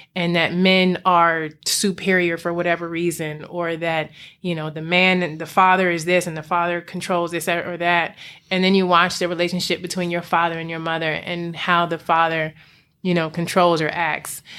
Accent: Alexandria, Virginia, United States; also born or lived in Prince George's County, Maryland; I grew up in the D M V. Um, I was in P G County for a while and then Alexandria, Virginia

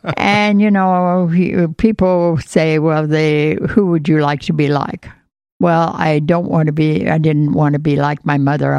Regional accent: between Knoxville and Pella, Iowa, United States; In Knoxville, or in between Knoxville and Pella on a farm.

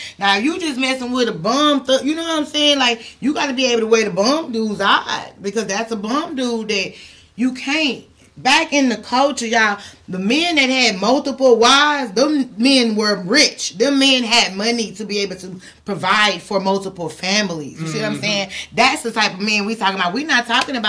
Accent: Houston, Texas, United States; I'm from Houston.

